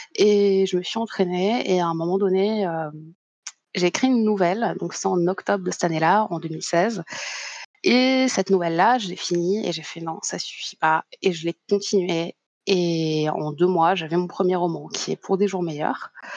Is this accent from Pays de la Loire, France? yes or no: no; Paris, Île-de-France, France; à la base, je viens de Paris, la grande capitale